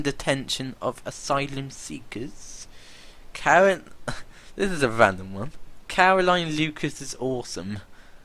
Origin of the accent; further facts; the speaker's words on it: United Kingdom; I am British